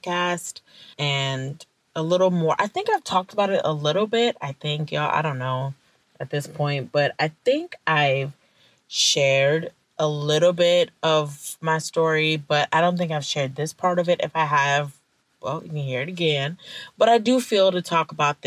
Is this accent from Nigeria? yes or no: yes; Nigeria; I'm Nigerian. And when I was a little girl in Nigeria